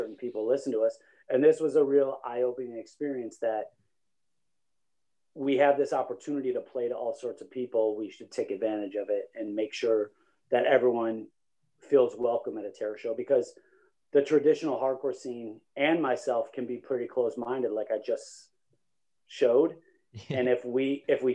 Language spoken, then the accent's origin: English; East Coast, United States; I was from the East Coast.